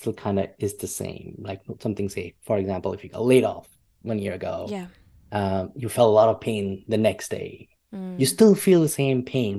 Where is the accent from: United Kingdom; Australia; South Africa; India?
India; I grew up in India, where you know the opportunities for growth were very limited